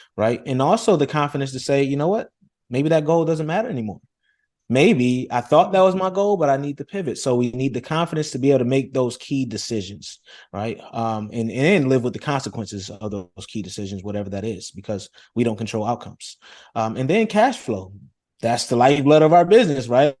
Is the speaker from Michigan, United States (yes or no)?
no; Rochester, New York, United States; I come from Rochester, New York, very humble beginnings